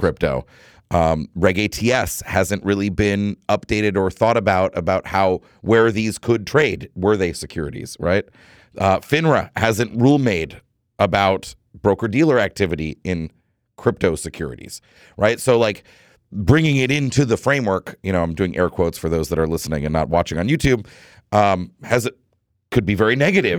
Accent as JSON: {"language": "English", "country": "United States", "said": "I, as an American"}